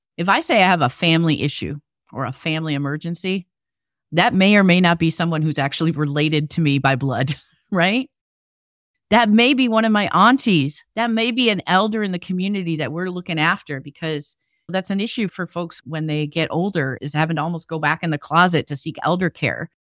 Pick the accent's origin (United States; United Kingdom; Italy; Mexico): United States; Detroit, Michigan; also born or lived in Ann Arbor, Michigan; I grew up mostly in the Midwest, just outside of Detroit, Michigan